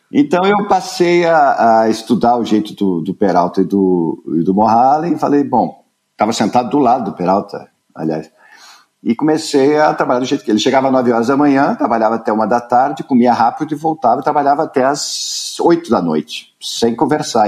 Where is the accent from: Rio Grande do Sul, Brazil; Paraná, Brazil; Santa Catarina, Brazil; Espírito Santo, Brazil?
Paraná, Brazil; Curitiba; Eu nasci em Curitiba. Meu pai era publicitário, tinha uma agência de propaganda em Curitiba